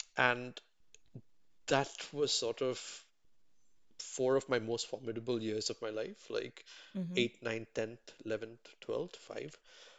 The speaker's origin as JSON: {"language": "English", "town": "Chennai", "region": "Tamil Nadu", "country": "India", "tie": "born or raised there", "said": "growing up in Mugapur in Chennai, and being there. And a lot of my friends, you know, we speak Tamil basically."}